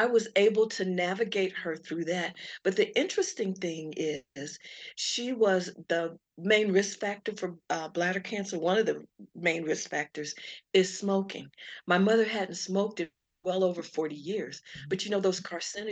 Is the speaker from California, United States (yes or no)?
no; Colorado Springs, Colorado, United States; I'm from Colorado Springs. The neighborhood and the areas, one of the areas that I lived in was affected